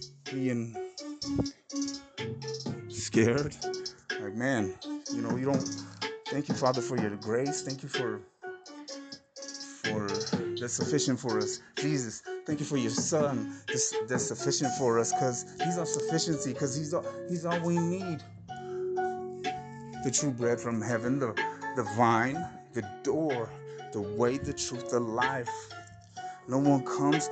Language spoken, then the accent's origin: English; T-Town / Arizona, United States; when I was little, mobbing with the homies down 6th Avenue in T-Town. I'm coming from the Reds, coming from Sales, Arizona, to T-Town, to my mom